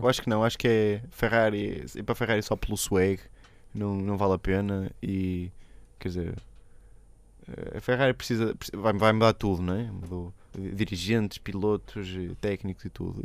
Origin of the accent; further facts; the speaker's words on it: Portugal; somos mesmo portugueses